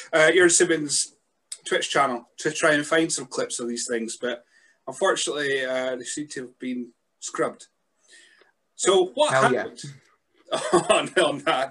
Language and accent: English; Scotland, United Kingdom; as a Scotsman